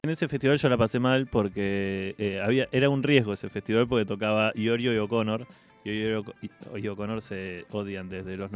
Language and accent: Spanish; América, Buenos Aires Province, Argentina; moved away as an adult; now in Buenos Aires, Argentina